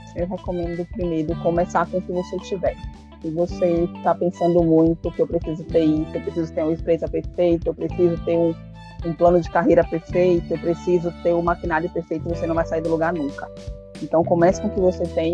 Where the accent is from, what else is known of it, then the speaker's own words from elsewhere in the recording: Feira de Santana, Bahia, Brazil; Eu sou de Feira de Santana.